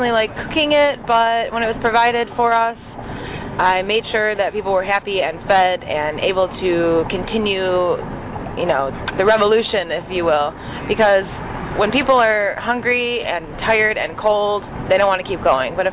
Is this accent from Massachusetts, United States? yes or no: no; Detroit, Michigan, United States; I grew up in Detroit